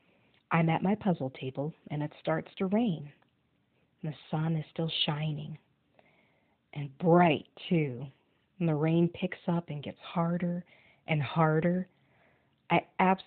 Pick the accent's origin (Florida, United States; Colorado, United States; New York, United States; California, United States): Colorado, United States; Thornton; I'm from Thornton, Colorado